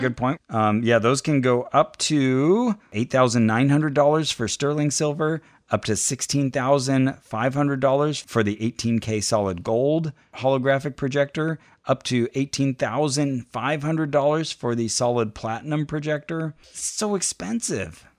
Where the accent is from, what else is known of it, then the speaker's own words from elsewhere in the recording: near Berkeley, California, United States; it's near my hometown.